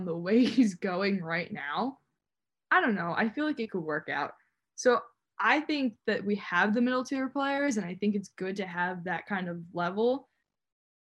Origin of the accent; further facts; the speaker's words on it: New Jersey, United States; I'm also from the East Coast. I'm from New Jersey.